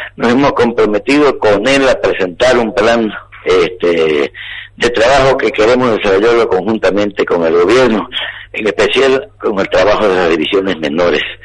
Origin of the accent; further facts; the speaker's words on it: Bolivia; como boliviano